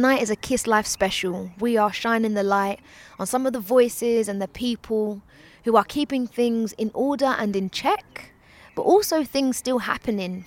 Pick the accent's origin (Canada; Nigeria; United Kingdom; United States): United Kingdom; Ilford, London; I'm not even from West. I'm from Ilford. I'm from East London.